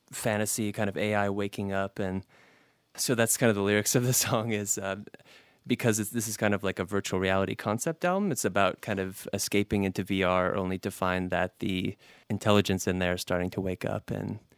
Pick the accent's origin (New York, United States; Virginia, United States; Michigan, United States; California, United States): Michigan, United States; Detroit; I was noticing that a lot in my hometown of Detroit, where people come in and buy really cheap properties and make the neighborhoods too expensive to live in.